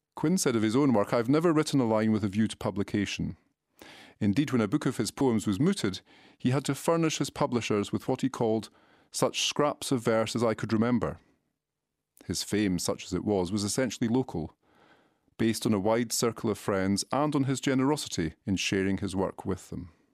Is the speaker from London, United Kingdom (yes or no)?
no; Galashiels, Scotland, United Kingdom; to the Scottish borders to my hometown of Galashiels